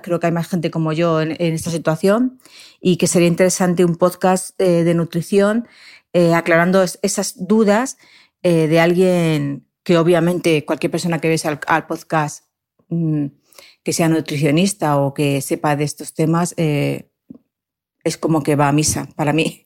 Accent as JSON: {"language": "Spanish", "town": "Alpedrete", "region": "Community of Madrid", "country": "Spain", "said": "yo soy de aquí de Alpedrete, de Madrid, de la Sierra de Guadarrama."}